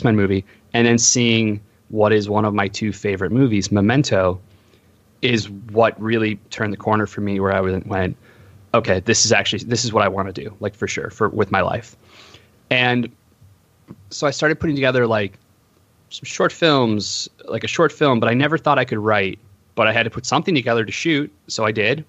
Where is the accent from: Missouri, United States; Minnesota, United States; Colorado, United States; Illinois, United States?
Illinois, United States; Homer Glen; moved away as an adult; also born or lived in Iowa City, Iowa / Los Angeles, California; I grew up in Homer Glen, which is in between Lockport to the west and Orland Park to the right